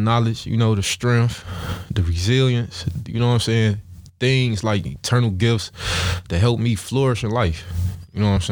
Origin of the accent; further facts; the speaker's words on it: Chicago, Illinois, United States; also born or lived in Stateway Gardens, Chicago; I was raised in the Ickies